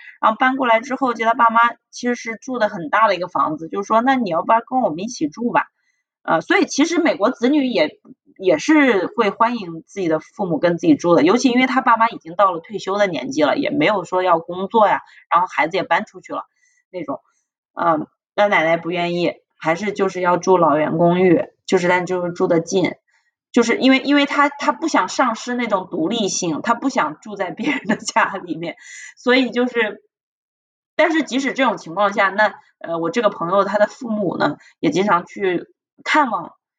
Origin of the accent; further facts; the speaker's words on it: China; 在我们中国人的这个亲密关系中是一个非常常见的事情